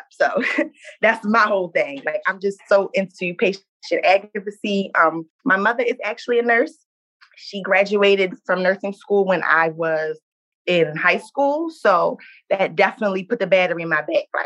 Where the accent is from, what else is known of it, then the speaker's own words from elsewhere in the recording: Baltimore, Maryland, United States; I'm 24 years old. I'm from Baltimore, Maryland.